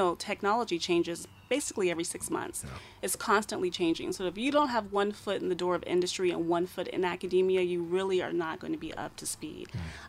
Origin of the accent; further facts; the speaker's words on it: United States; moved away; I'm from the States